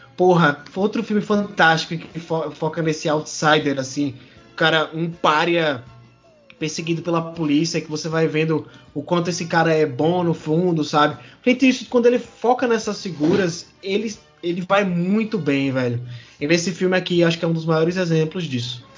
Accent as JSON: {"language": "Portuguese", "country": "Brazil", "said": "a gente é brasileiro"}